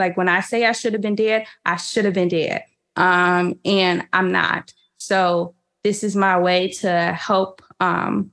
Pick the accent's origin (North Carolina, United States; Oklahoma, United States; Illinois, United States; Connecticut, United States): Illinois, United States; Riverdale; also born or lived in Chicago; I grew up at one point in Riverdale, and Riverdale had a 606 area code while I was living there